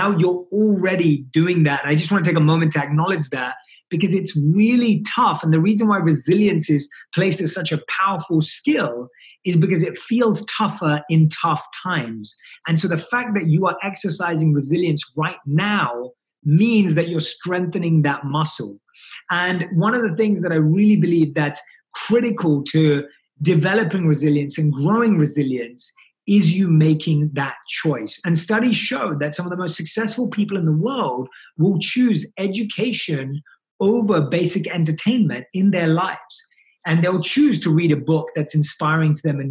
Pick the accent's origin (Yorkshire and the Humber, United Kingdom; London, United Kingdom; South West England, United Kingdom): London, United Kingdom; growing up in London, where I was born and raised